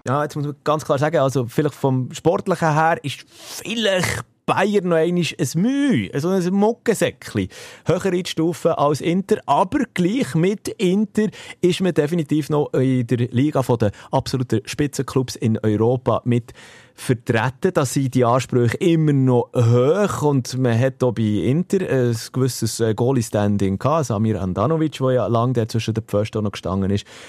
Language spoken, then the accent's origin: German; Switzerland; hier bei uns in der Schweiz